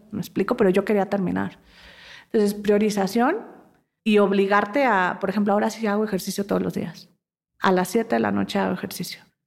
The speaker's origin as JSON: {"language": "Spanish", "country": "Mexico", "also_born_or_lived": "London", "moved": "as an adult", "said": "como mexicanos"}